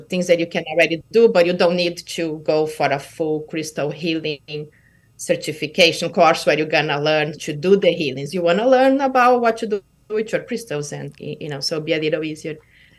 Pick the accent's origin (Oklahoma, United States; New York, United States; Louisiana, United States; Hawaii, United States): Hawaii, United States; Kauai; It was like, I was from Kauai, you know, we don't have big stadiums here now.